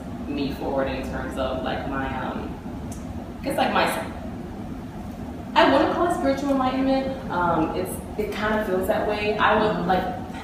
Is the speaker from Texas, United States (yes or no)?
no; Miami, Florida, United States; I grew up in Miami, Florida